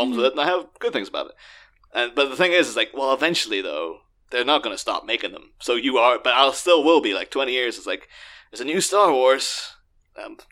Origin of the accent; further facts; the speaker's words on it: Ireland; I'm Irish